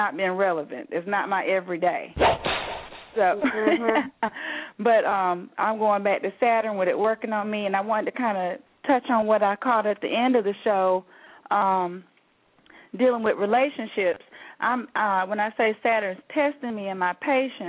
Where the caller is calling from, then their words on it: Alabama, United States; I'm calling from Alabama